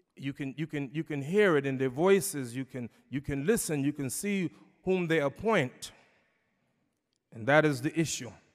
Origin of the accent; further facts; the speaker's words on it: New York City, New York, United States; my hometown, New York City